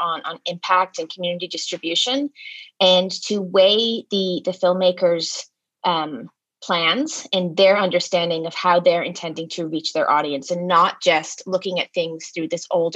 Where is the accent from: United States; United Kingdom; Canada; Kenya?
Canada; I'm Canadian